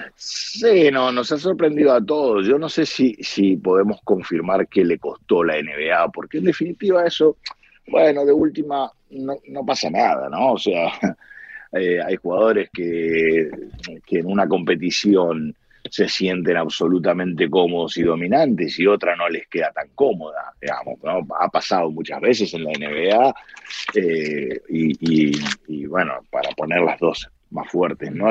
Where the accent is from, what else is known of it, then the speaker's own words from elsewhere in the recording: Argentina; moved away as an adult; soy argentino